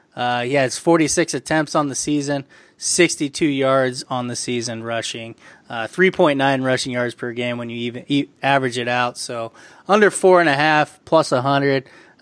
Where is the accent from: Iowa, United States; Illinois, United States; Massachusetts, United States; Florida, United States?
Iowa, United States; I grew up in Iowa, too